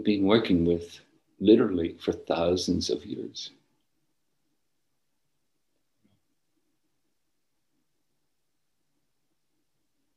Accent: Northern Ireland, United Kingdom; Where I grew up in Northern Ireland, when I was young

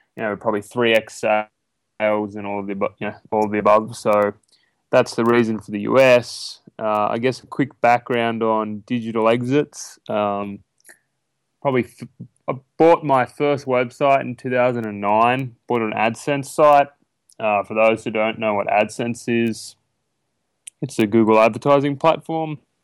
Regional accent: ten hours northwest of Sydney, between Walgett and Moree, New South Wales, Australia; now in United States

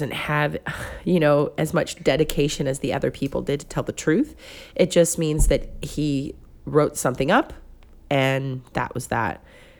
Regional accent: Pascagoula, Mississippi, United States; because I'm from Pascagoula, Mississippi. Try and spell that and say that three times fast. It's difficult.

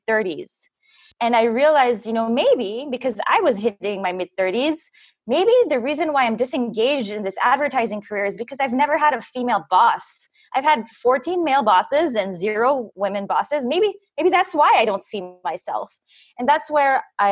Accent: France; also born or lived in Philippines; now in United States; I'm half Filipino and also from France

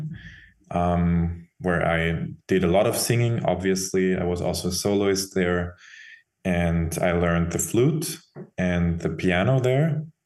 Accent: Vienna, Austria; From Vienna.

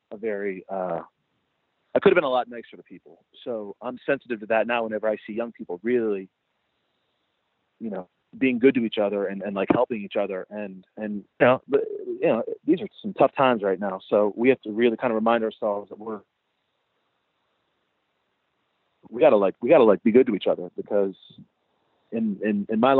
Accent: Pittsburgh, Pennsylvania, United States; accent: twang; now in Connecticut, United States; I had like a different accent because I'm from southwestern Pennsylvania, and people in Connecticut kind of thought I had like a twang

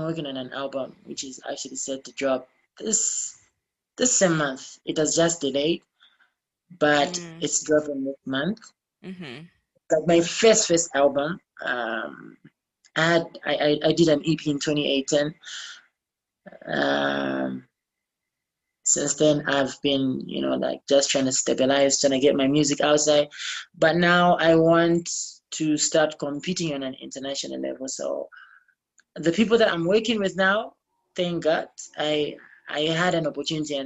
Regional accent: Copperbelt Province, Zambia; moved away; I'm from the Copper Belt.

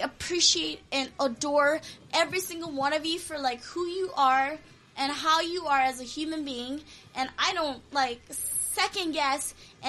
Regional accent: Hawaii, United States; first language Korean; English is a second language; also born or lived in Korea; I came to Hawaii when I was 9 years old. I didn't speak any English

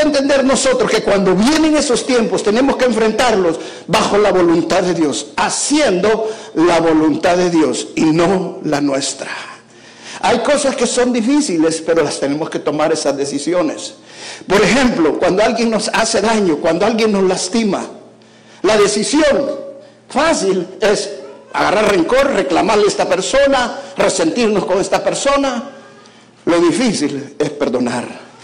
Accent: El Salvador; moved away as an adult; now in United States; Me quedo en El Salvador

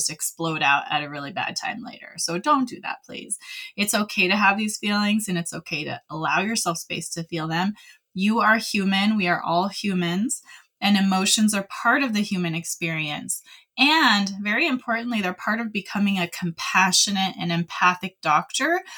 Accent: California, United States; moved away as an adult; now in Utah, United States; I spent most of my life in California

